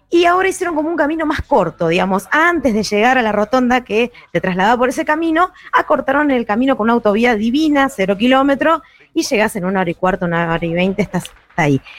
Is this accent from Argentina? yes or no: yes; Villa Carlos Paz, Córdoba, Argentina; Sí, soy de Carlos ah. Paz, vivo